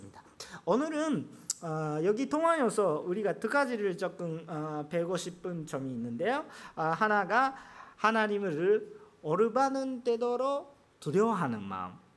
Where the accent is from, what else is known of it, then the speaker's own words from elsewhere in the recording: Japan; Korean is a second language; 저는 일본 사람이기 때문에